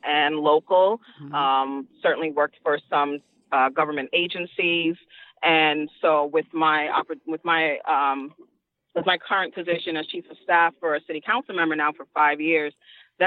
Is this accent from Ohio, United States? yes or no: no; New York City, New York, United States; I'm a Queens girl, Queens all day, every day